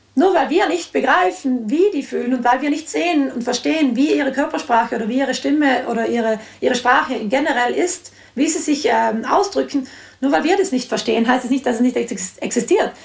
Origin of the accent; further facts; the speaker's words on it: South Tyrol, Trentino-Alto Adige, Italy; ich bin ja selbst in Südtirol aufgewachsen